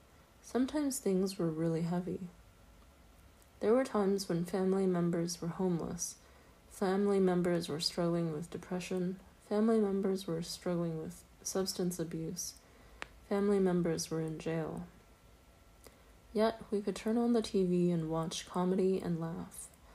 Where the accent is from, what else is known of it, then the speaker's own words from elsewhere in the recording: Anadarko, Oklahoma, United States; also born or lived in Lawton / Cache / Carnegie; I grew up mostly in Anadarko, Lawton, Cache, and Carnegie. Most of my childhood was spent on or near the Kiowa Comanche Apache Reservation in Oklahoma. By the 10th grade, I had attended 12 different schools.